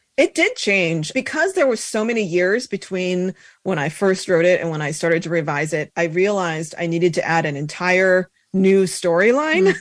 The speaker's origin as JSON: {"language": "English", "region": "Colorado", "country": "United States", "tie": "born or raised there", "moved": "as an adult", "said": "So I grew up in Colorado"}